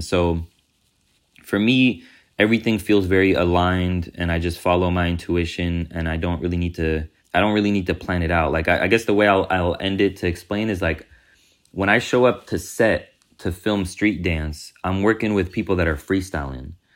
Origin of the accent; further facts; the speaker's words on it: Oakland, California, United States; East Oakland gave me my confidence to, to just stand up as a man and, and, and be an artist and go into the world and say, "Yeah, I'm from Oakland.